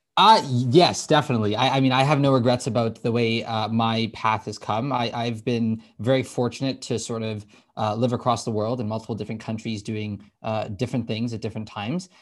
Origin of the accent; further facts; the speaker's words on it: Toronto, Ontario, Canada; also born or lived in Scotland; born and raised in the Toronto area. Uh, so, you know, grew up here, went to public school my whole life